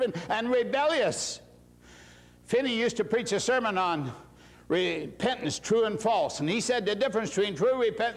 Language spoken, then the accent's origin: English; Indiana, United States; moved away; my hometown, Indiana